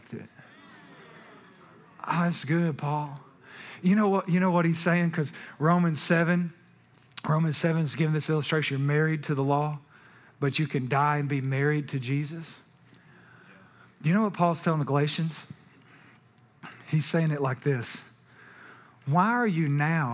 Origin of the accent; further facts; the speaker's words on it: Texas, United States; We're from Texas